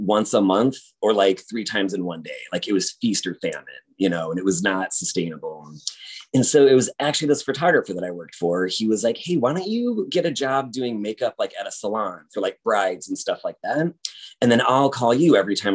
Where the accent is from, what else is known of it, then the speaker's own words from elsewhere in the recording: South Bend, Indiana, United States; moved away as an adult; now in Chicago, United States; I grew up in South Bend, Indiana, which is like the home of Notre Dame